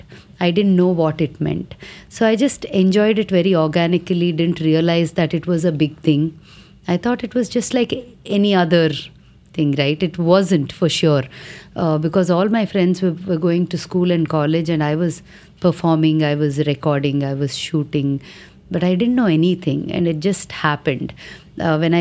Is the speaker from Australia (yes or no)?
no; Vijayawada, Andhra Pradesh, India; the first performance was in my hometown